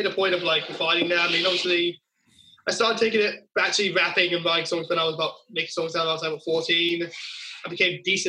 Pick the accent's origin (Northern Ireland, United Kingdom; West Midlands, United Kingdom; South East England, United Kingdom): South East England, United Kingdom; Surrey/Berkshire border; now in Kent, United Kingdom; I'm based in Surrey, Berkshire, kind of border area, moved to Kent. This is all in, like, the south of England. There's not really an accent difference, except people from where I was originally from are a bit more refined, I guess.